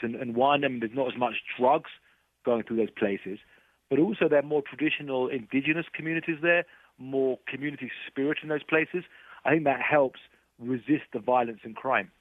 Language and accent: English; United Kingdom; now in Mexico; I'm not American, I'm, I'm British